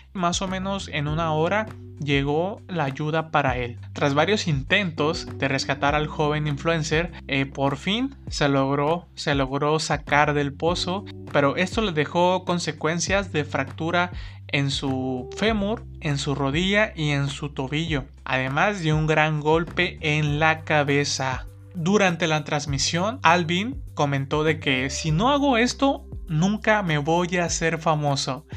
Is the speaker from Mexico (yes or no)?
yes; Mexico; nuestro México